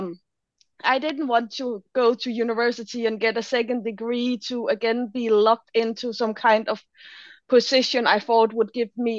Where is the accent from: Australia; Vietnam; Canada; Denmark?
Denmark; moved away as an adult; also born or lived in Berlin, Germany; I'm original from Denmark, so I moved to Berlin in Germany